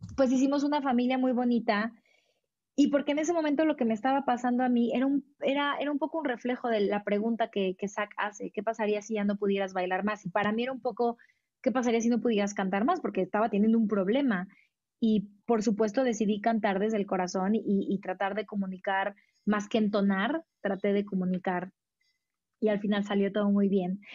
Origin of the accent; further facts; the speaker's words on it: Mexico; yo soy orgullosamente mexicana